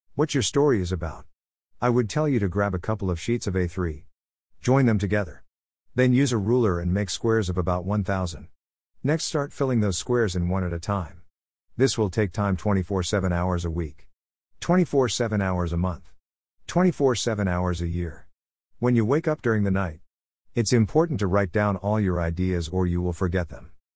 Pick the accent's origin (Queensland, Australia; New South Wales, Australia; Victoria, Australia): Victoria, Australia; Melbourne; now in Smithfield, Australia; I was born in Melbourne, Australia.